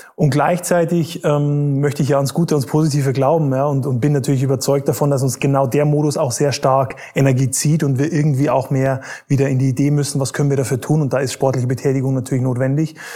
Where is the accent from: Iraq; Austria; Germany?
Germany; Bavaria; ich bin eigentlich in Bayern aufgewachsen